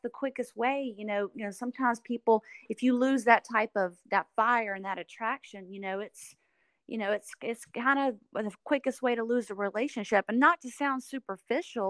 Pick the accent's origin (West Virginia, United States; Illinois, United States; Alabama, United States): Alabama, United States; Alabama Gulf Coast, United States; accent: country; moved away; that's where I was born and raised most of my life.